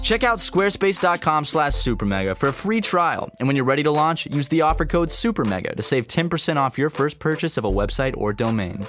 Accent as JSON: {"language": "English", "town": "Charleston", "region": "South Carolina", "country": "United States", "tie": "born or raised there", "said": "come to my hometown. Come to Charleston"}